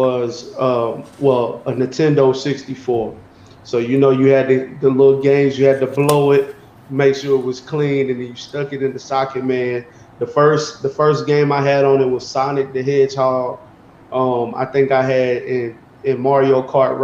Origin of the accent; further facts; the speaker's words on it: Knoxville, Tennessee, United States; I grew up in Knoxville, Tennessee, adjacent to East Knoxville